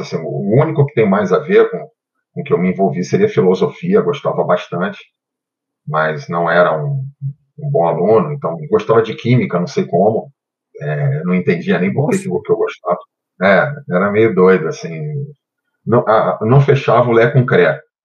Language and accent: Portuguese; Rio de Janeiro, Brazil; moved away as an adult; now in Brasília, Brazil; Eu nasci no Rio de Janeiro, no bairro do Catete